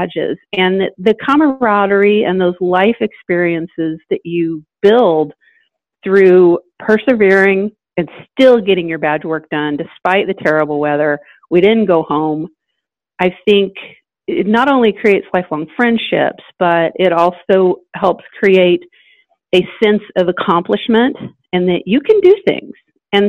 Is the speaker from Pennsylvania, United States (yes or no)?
no; Indiana, United States; now in Atlanta, United States; I'm from Indiana.